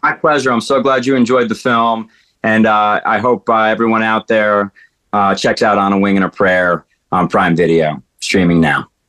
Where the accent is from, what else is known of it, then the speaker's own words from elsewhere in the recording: Danbury, Connecticut, United States; my hometown, uh, Danbury, Connecticut